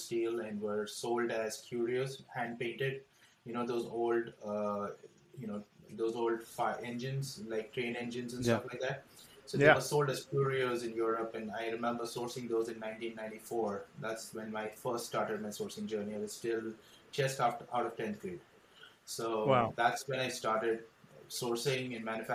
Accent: Mumbai, Maharashtra, India; moved away as an adult; now in Los Angeles, United States; I was born in India, brought up in Bombay

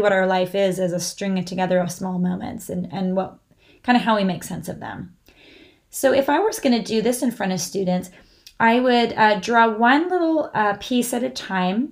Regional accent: California, United States; growing up in California

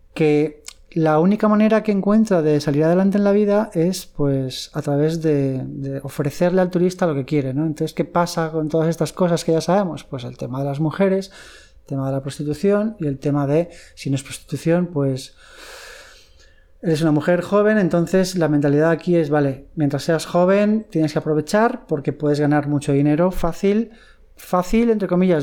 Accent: Madrid, Community of Madrid, Spain; now in Thailand; yo soy de Madrid

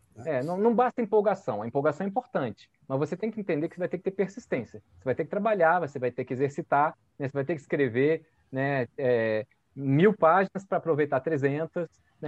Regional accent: Brasília, Federal District, Brazil; also born or lived in Rio de Janeiro; eu nasci em Brasília com dois anos de idade, né? Porque eh, eu vim para cá muito cedo

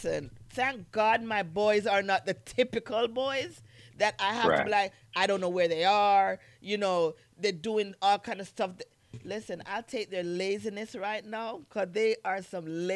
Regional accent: Jamaica; moved away; also born or lived in New York; I'm Jamaican

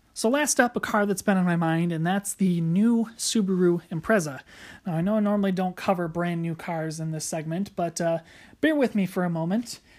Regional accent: United States; as an American F one fan

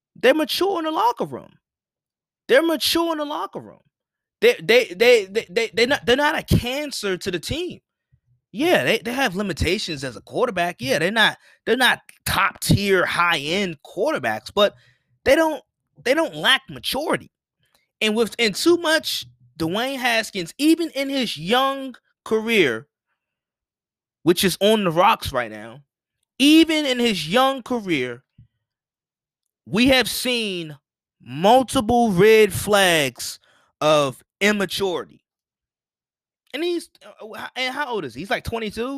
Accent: Washington, District of Columbia, United States; I'm from Washington D, I'm from D C, I'm from Washington D C

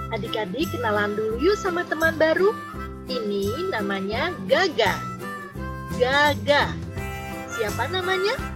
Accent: Toulouse, Occitania, France; now in Cimahi, Indonesia; Saya lahir di Toulouse, Prancis dan sekarang tinggal di Cimahi.

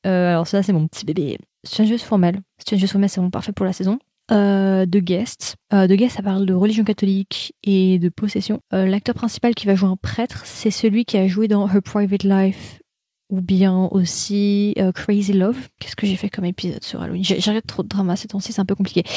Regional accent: France; nous français, c'est l'accent.

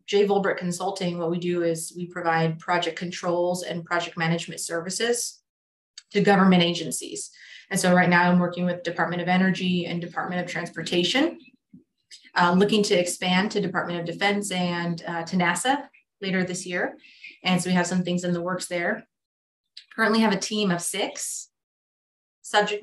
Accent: Central Valley, California, United States; also born or lived in San Diego, California; I grew up here in California in the Central Valley

